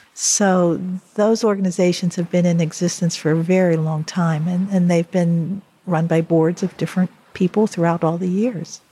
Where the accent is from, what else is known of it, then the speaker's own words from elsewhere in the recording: Ohioville, Pennsylvania, United States; I grew up in Ohioville.